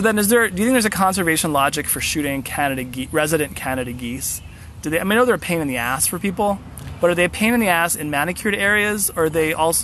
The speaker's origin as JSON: {"language": "English", "region": "Central Ohio", "country": "United States", "tie": "born or raised there", "said": "I grew up in Central Ohio, where like you get outside of Columbus and it's like nothing but corn and soy fields"}